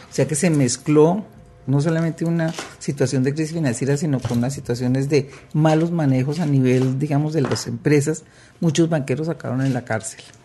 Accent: Colombia; aquí en Colombia

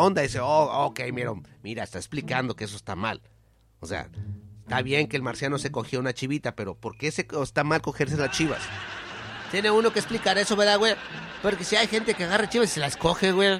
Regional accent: Mexico; yo como mexicano

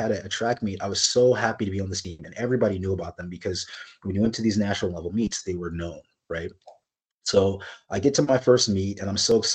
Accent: California, United States; now in Kirkland, United States; When I came from California, California, the melting pot, you know, like I I spoke Spanish.

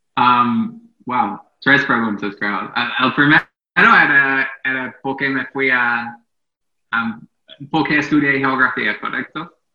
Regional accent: England, United Kingdom; Spanish is a second language; moved away as an adult; also born or lived in Mexico; now in Caracas, Venezuela; yo nací y crecí en Inglaterra

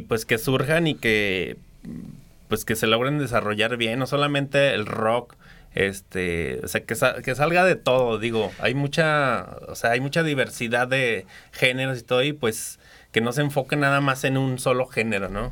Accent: Aguascalientes, Mexico; Aguascalientes, o sea, si sí soy nativo de aquí

